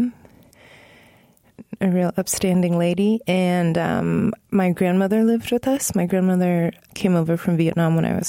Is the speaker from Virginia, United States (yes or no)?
yes; Northern Virginia, United States; I was growing up in Northern Virginia.